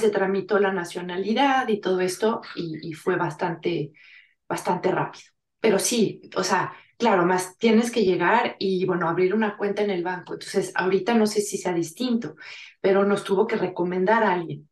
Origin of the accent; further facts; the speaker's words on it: Mexico; moved away as an adult; now in France; yo soy franco-mexicana, bueno, más bien mexicano-francesa, porque me considero más mexicana que francesa